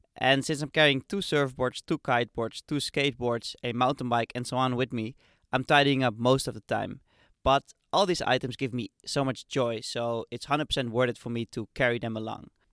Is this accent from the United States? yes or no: no; Amsterdam, North Holland, Netherlands; my hometown, Amsterdam.